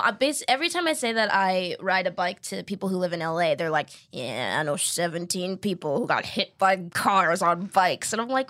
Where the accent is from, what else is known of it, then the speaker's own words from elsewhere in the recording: East Coast, United States; moved away as an adult; also born or lived in New York; now in Los Angeles, United States; I grew up on the East Coast and then like lived in New York for 6 years.